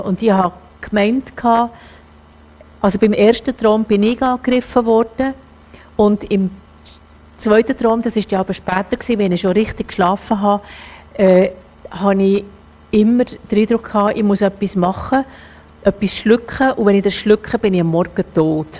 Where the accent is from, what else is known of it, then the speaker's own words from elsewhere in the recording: Zürcher Oberland, Zurich, Switzerland; ich komme ja aus dem Zürich-Oberland, das ist alles in meinem Ecken